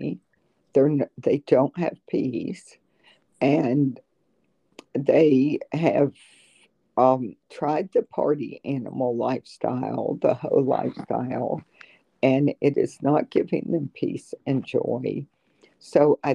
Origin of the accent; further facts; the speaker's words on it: South Georgia, United States; moved away as an adult; also born or lived in North Florida; now in Terre Haute, United States; I'm originally from South Georgia and North Florida, and I attended the University of Florida